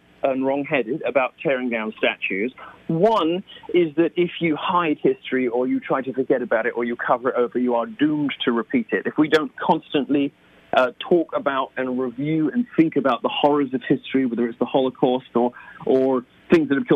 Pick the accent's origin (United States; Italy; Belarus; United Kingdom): United Kingdom; moved away as an adult; I am a Brit